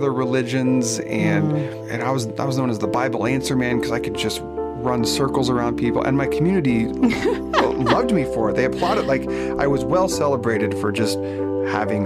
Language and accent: English; Oregon, United States; moved away as an adult; also born or lived in Phoenix, Arizona; Oregon. Born and raised in Oregon, the Great Pacific Northwest